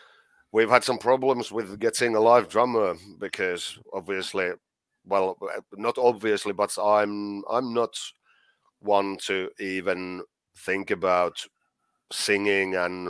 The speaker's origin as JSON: {"language": "English", "region": "Scotland", "country": "United Kingdom", "said": "I am I'm Scottish, so I'm well, almost it's, Scottish."}